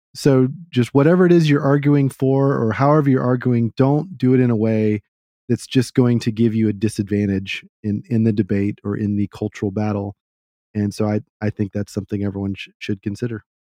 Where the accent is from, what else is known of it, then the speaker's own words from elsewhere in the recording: Texas, United States; being a Texan, I try to talk in a certain way